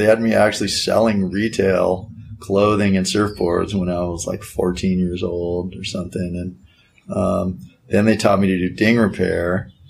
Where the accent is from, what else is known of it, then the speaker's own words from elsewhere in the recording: Hermosa Beach, California, United States; moved away; also born or lived in Hawaii; Grew up in Hermosa Beach.